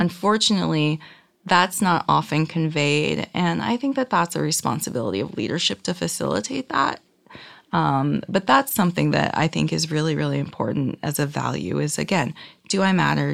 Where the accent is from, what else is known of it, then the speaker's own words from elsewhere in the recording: Reno, Nevada, United States; now in Los Angeles, United States; I grew up in Reno, Nevada